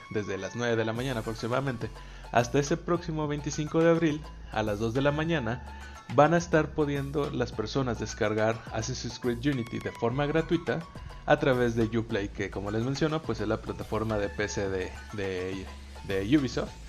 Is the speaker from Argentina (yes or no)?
no; Mexico; ahí como buen mexicano photoshopearte de aquí en la iglesia